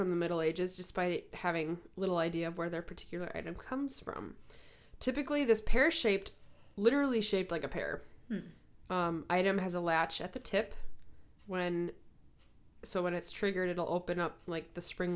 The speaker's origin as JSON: {"language": "English", "country": "United States", "said": "I'm an American woman"}